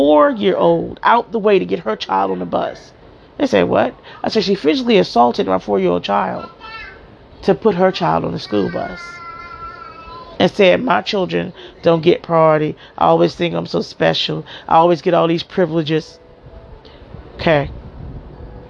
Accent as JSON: {"language": "English", "town": "Miami", "region": "Florida", "country": "United States", "tie": "born or raised there", "also_born_or_lived": "New Jersey", "moved": "as an adult", "said": "I was born and raised in Miami, Florida, in Liberty City"}